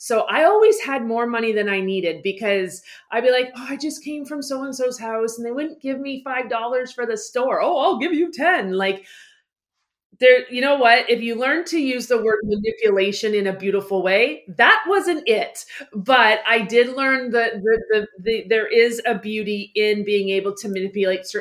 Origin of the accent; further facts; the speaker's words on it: Ontario, Canada; I reside, born, raised in Ontario, Canada